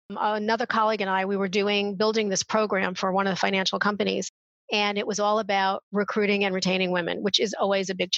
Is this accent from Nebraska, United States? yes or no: no; New York, United States; moved away; I come from New York